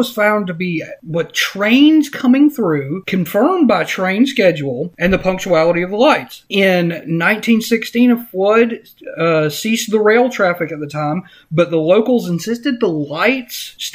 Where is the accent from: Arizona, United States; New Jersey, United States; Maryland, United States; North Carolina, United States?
North Carolina, United States; Morganton; I'm from Morganton, or lived in Morganton for a long time.